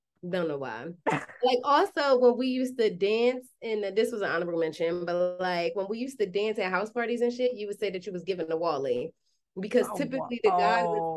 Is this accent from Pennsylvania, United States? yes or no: yes; Chester, Pennsylvania, United States; I'm not from Philly, so I'm from Chester, Pennsylvania, also known as the tri-state area